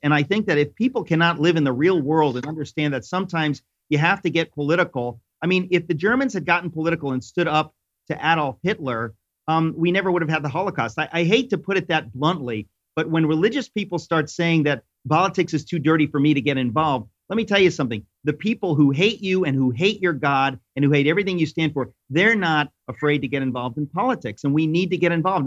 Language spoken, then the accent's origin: English; New York, United States; I'm a New Yorker